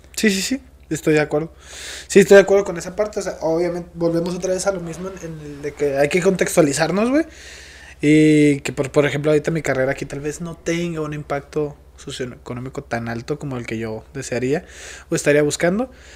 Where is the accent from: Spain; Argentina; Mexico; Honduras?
Mexico; como buen mexicano